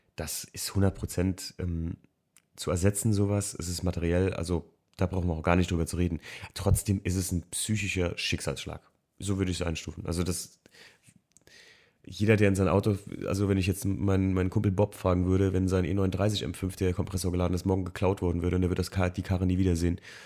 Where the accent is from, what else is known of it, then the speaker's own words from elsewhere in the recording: Alken, Rhineland-Palatinate, Germany; also born or lived in Frankfurt; Alken, wo ich aufgewachsen bin